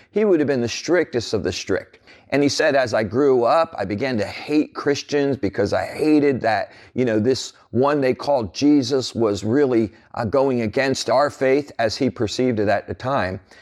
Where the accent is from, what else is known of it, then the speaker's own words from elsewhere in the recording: New Jersey, United States; growing up as a teenager in New Jersey